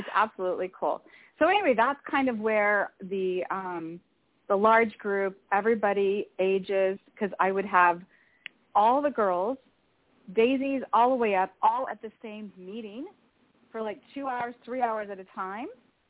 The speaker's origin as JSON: {"language": "English", "region": "Arizona", "country": "United States", "said": "So I am from Arizona. In fact, I am in Scottsdale, Arizona right now."}